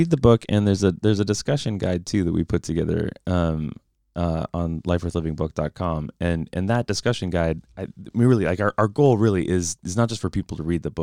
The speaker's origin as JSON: {"language": "English", "country": "United States", "said": "As an American"}